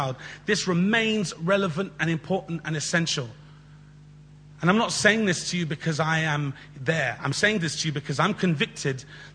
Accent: London, United Kingdom; We grew up together in Southwest London.

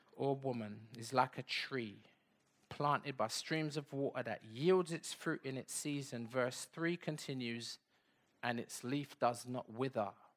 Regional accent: London, United Kingdom; also born or lived in Bedford / Saint Anne's; we came back to London. I was born in Bedford, but we never went back to Bedford.

